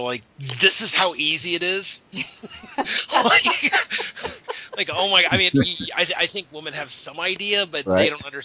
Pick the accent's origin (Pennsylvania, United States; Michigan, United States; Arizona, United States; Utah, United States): Arizona, United States; moved away; I grew up in Arizona